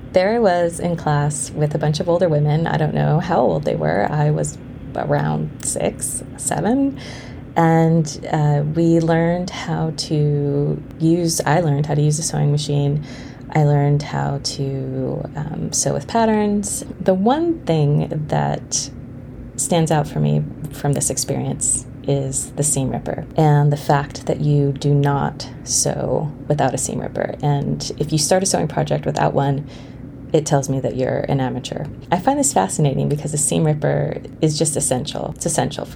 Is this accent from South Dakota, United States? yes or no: no; Honolulu, Hawaii, United States; I grew up in Hawaii. We moved there when I was 5